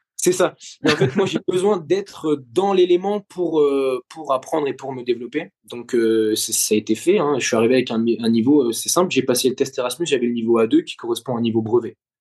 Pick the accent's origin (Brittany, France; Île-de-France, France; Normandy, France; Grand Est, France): Grand Est, France; Neufchâteau; moved away as an adult; also born or lived in Lyon; now in Sofia, Bulgaria; j'ai grandi dans les Vosges euh, je suis je suis originaire donc des Vosges j'ai été jusqu'à, jusqu'à mes 18 ans jusqu'à mon bac à Neufchâteau